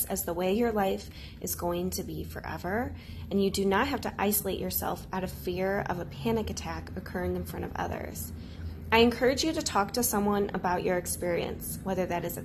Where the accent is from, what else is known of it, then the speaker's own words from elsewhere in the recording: St. Louis, Missouri, United States; I'm from St. Louis, Missouri